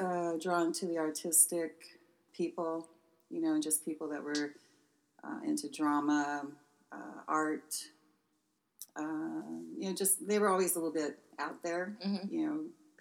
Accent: San Luis Obispo, California, United States; born or raised there

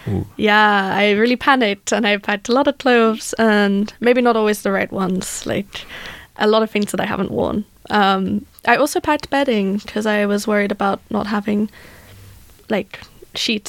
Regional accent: England, United Kingdom; moved away as an adult; now in Gothenburg, Sweden; I'm from England. And I also came here 3 months ago

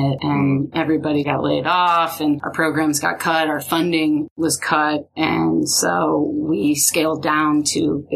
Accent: Sandusky, Ohio, United States; moved away as an adult; also born or lived in Dayton, Ohio / Portland, Maine; now in Edinboro, Pennsylvania, United States; I grew up near Sandusky, so I grew up along Lake Erie

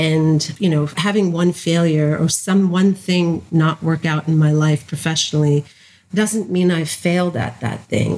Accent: New Jersey, United States; I'm originally from New Jersey

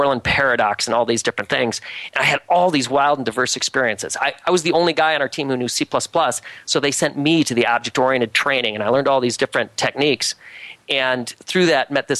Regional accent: Grand Rapids, Michigan, United States; my hometown of Grand Rapids

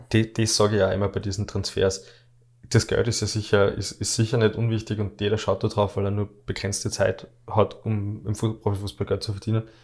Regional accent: Austria; bei uns in Österreich

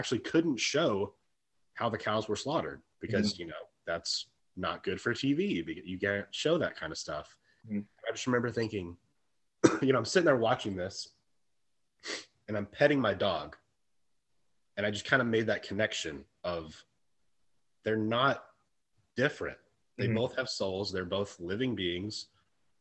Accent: Texas, United States; growing up in Texas, it was very traditional Texas, you know, style foods.

